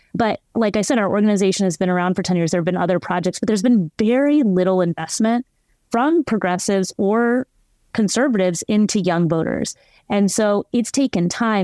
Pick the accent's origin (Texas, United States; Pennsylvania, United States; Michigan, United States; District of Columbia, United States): Texas, United States; I also live in my home state of Texas